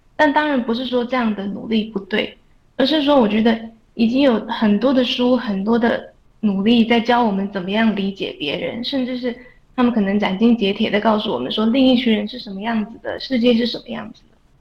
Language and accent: Chinese; Taiwan; 我们台湾人